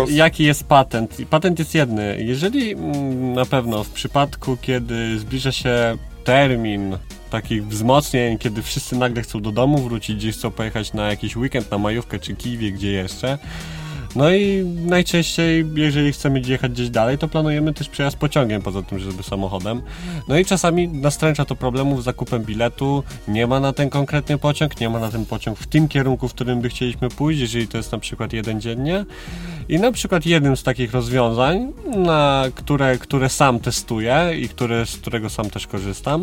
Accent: Biłgoraj, Lublin Voivodeship, Poland; moved away as an adult; also born or lived in Kraków; ja jestem z Biłgoraja, to są okolice e, Zamościa

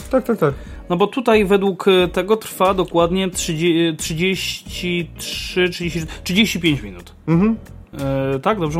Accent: Lesser Poland, Poland; No, podhalański ze śląskim. A Jezu, Gorolu. Gorolu. No ja jestem taki Gorol.

